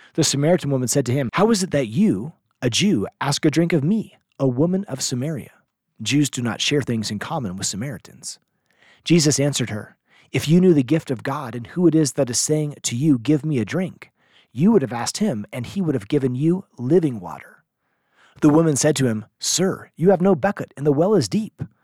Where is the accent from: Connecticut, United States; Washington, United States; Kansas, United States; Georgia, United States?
Washington, United States; Seattle; I grew up in Seattle where we had volunteer early morning seminary teachers